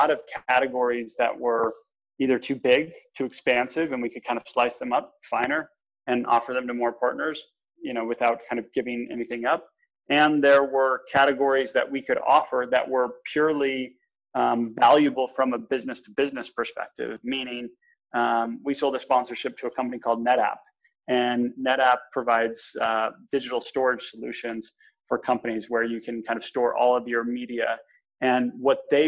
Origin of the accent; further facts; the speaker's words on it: New Canaan, Connecticut, United States; also born or lived in Boston, Massachusetts / Salt Lake City, Utah; I grew up in New Canaan, Connecticut